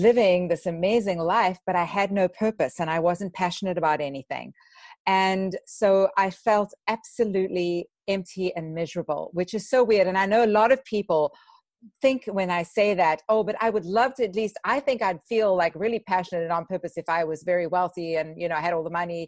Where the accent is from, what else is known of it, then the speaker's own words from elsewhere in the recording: South Africa; moved away as an adult; also born or lived in Vancouver, British Columbia, Canada; now in United States; I immigrated from South Africa to Canada